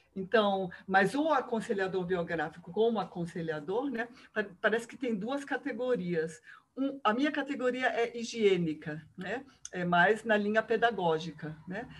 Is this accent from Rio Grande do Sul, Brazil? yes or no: no; Rio de Janeiro, Brazil; moved away as an adult; now in Curitiba, Brazil; eu sou carioca, moro em Curitiba já há 30 anos.